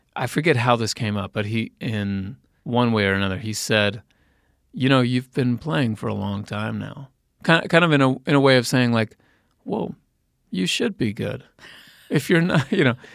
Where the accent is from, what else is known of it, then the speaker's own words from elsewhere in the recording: Indiana, United States; moved away; from Indiana